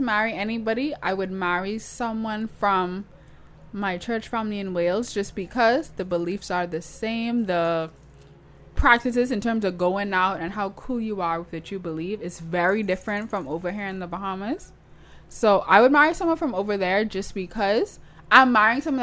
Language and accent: English; Toronto, Ontario, Canada; accent: Toronto; That's my Toronto accent